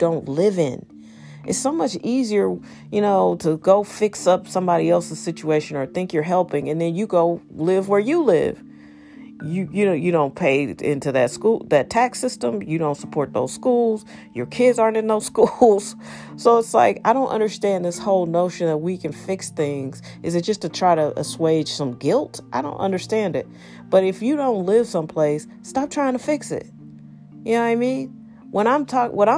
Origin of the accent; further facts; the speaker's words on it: St. Louis, Missouri, United States; also born or lived in Los Angeles; I'm from here. I'm from St. Louis